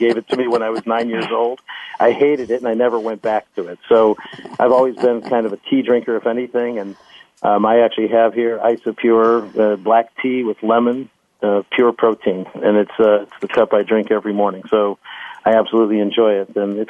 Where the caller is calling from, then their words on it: Chicago, Illinois, United States; I am calling you from Chicago today.